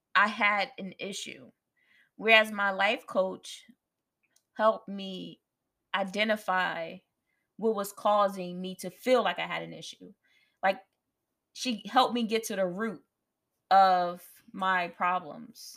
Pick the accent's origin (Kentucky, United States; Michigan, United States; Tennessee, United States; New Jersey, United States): New Jersey, United States; moved away as an adult; I'm from Jersey. I want to go to a school closer to home